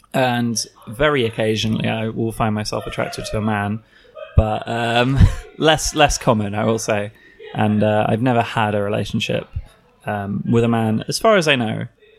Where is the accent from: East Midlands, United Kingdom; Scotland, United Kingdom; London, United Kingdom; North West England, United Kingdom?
London, United Kingdom; also born or lived in Leicester; now in Brighton, United Kingdom; I'm originally from North London. I moved around somewhat. I studied up in Leicester for a while, and I've been living in Brighton for about the last year or so.